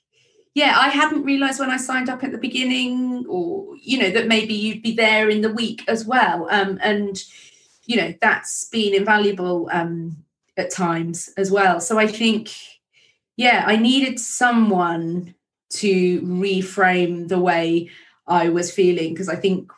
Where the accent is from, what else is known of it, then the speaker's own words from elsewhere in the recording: England, United Kingdom; I just feel like such a posh English person